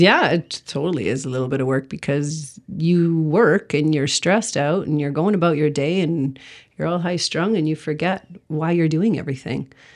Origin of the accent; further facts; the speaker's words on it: Sudbury, Ontario, Canada; moved away; I'm from Sudbury originally.